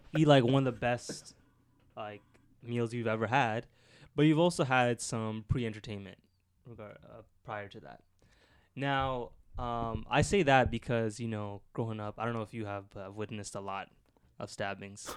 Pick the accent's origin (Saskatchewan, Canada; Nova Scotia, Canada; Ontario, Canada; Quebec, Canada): Ontario, Canada; Scarborough; I'm from Scarborough as well